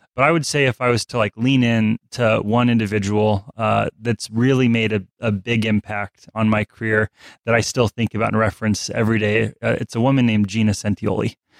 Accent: Alaska, United States; I'm from Alaska.

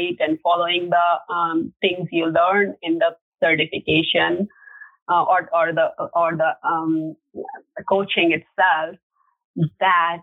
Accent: India; moved away; in India, growing up in India

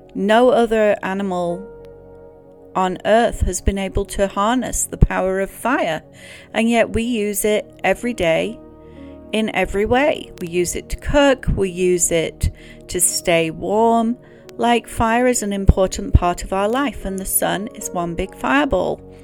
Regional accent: England, United Kingdom; Growing up in England

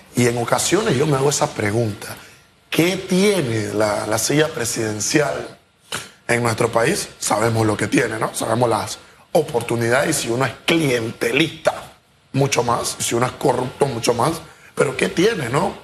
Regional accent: Panama; nosotros como panameños

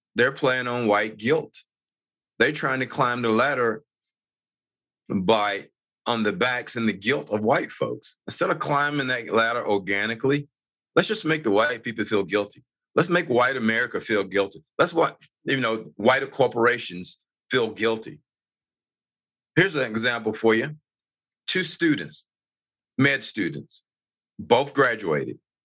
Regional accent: North Carolina, United States; moved away as an adult; now in Utah, United States; I grew up on the East Coast. I'm actually from originally North Carolina

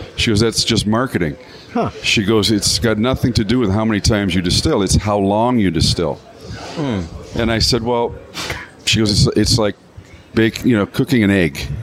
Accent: Canada; now in Michigan, United States; I'm a Canadian by birth

